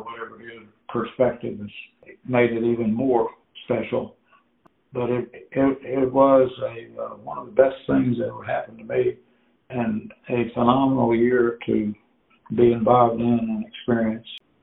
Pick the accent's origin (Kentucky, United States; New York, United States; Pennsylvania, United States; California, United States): Kentucky, United States; Owensboro; I'm from Owensboro, and may still be this way, but then Owensboro was one of the bigger and best basketball teams in the state, and so I couldn't quite make the team